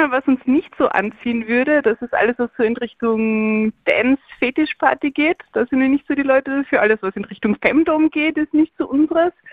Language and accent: German; Austria; ja, wir sind beide aus Österreich.